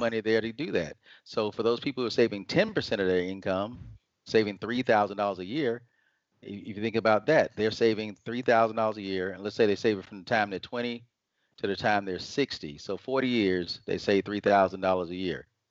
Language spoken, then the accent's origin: English; Atlanta, Georgia, United States; I was raised in Atlanta, Georgia, and have been here most of my life